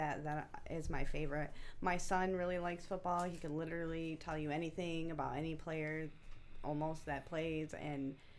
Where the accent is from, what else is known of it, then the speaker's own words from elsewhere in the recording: Detroit, Michigan, United States; I'm a Lions fan because I'm from Detroit.